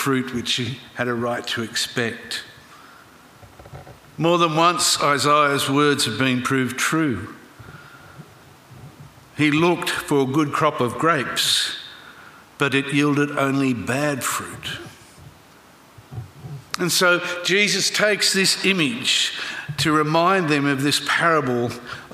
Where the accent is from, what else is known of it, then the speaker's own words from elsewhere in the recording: Griffith, New South Wales, Australia; growing up in Griffith in the Riverina